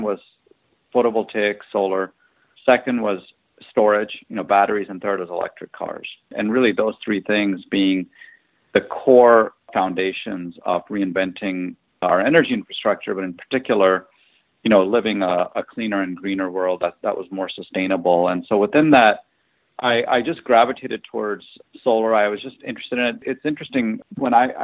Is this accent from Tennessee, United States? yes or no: yes; Tennessee, United States; moved away; also born or lived in India / Illinois; I was born in India, and then I emigrated as a kid to Tennessee and lived there for about 8 years